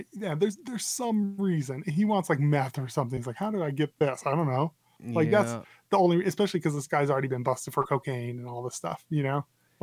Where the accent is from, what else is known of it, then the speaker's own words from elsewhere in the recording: Albuquerque, New Mexico, United States; he got into a DUI in Albuquerque because a ton of MMA fighters live in my home state, hometown.